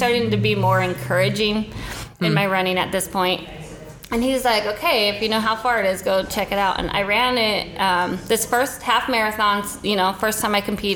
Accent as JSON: {"language": "English", "town": "Spokane", "region": "Washington", "country": "United States", "tie": "born or raised there", "moved": "as an adult", "lives_now": "Nashville, United States", "said": "I grew up in Spokane, Washington, and about, gosh, I want to say 18 years ago, I moved to Nashville"}